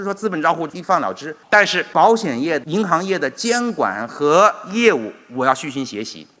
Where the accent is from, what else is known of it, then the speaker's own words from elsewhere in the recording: China; 我们中国人越要强调向全世界开放